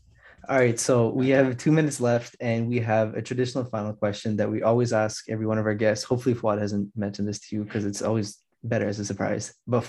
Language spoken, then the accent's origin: English; Toronto, Ontario, Canada; Especially because I'm from Toronto.